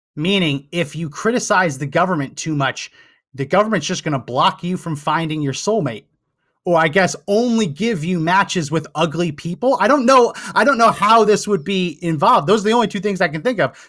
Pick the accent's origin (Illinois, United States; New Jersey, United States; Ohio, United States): New Jersey, United States; moved away; I grew up in New Jersey. Uh, I got out of there as soon as I could.